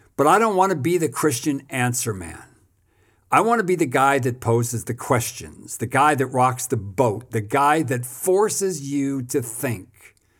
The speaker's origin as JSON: {"language": "English", "country": "United States", "moved": "as an adult", "lives_now": "South Africa", "said": "I'm an American pastor who has spent the last almost thirty years in South Africa."}